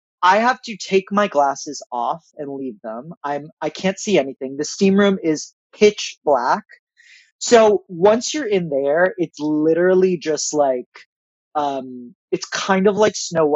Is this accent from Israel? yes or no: yes; Israel; moved away; I was born in Israel. I have a lot of family there